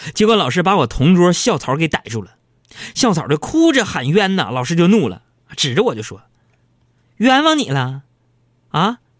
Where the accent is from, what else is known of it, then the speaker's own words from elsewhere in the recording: Northeast China, China; accent: Northeastern; 我们东北话是瓢